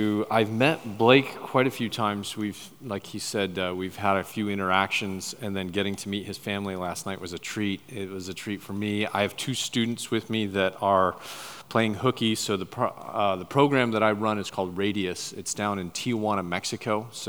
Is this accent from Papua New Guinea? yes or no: yes; Papua New Guinea; But I was raised over in New Guinea. My parents were missionaries right up near the Irian and Jaya border. I went to boarding school from first grade to 12th grade, went to a Commonwealth boarding school